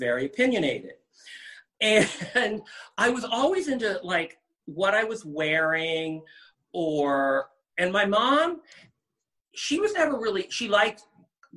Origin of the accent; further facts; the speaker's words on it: Cincinnati, Ohio, United States; also born or lived in New York City; now in Los Angeles, United States; I grew up in the suburbs of Cincinnati, Ohio